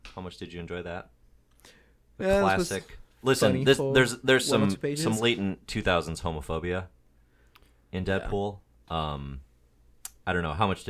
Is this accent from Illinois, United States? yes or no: yes; Chicago, Illinois, United States; accent: Chicago; All right, make fun of my Chicago accent.